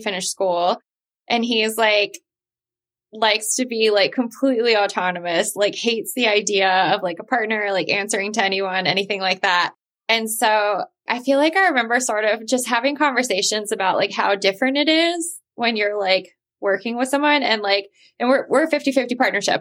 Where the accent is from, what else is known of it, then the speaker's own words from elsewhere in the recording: Mississippi, United States; moved away as an adult; now in New York, United States; I moved to New York City from Mississippi when I was 18